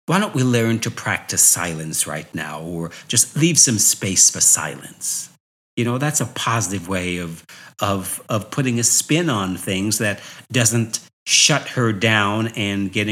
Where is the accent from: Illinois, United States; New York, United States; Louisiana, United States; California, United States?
New York, United States; so growing up in New York, people would always say to me, Wow, you are so articulate.